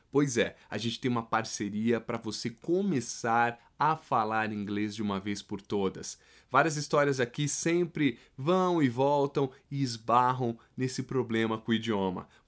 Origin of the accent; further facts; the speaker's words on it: Jussara, Goiás, Brazil; accent: meio mineiro; moved away as an adult; also born or lived in Goiânia, Brazil; now in Switzerland; Eu sou do interior de Goiás no interior